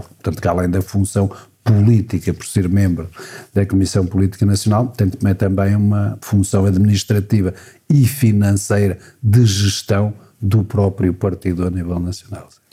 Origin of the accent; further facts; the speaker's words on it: Vila Real, Norte, Portugal; moved away as an adult; also born or lived in Mirandela / Coimbra; A minha terra hoje é mais Mirandela do que a Vila Real